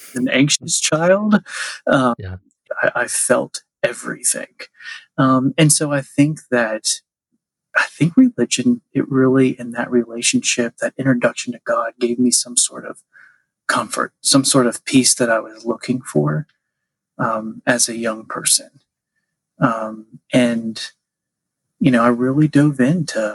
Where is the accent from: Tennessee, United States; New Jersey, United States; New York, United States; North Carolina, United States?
Tennessee, United States; Nashville; I grew up Catholic here in Nashville.